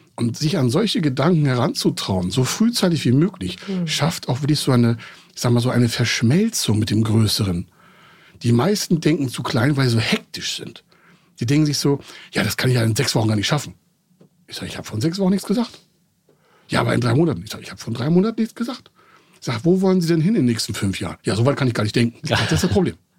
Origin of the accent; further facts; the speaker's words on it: Heide, Schleswig-Holstein, Germany; in dem Ort, wo ich groß geworden bin, Heide-Holstein